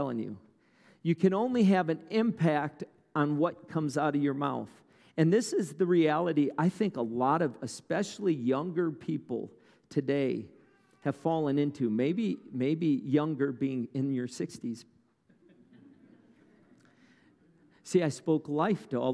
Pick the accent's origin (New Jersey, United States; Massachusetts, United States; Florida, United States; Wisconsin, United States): Wisconsin, United States; I grew up in Wisconsin, about an hour from Madison, north of Madison, a little farming town